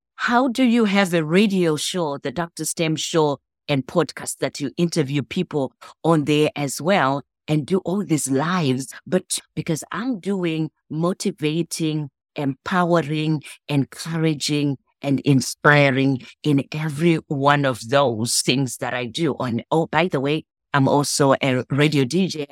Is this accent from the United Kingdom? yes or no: no; Zimbabwe; now in United States; I'm from Zimbabwe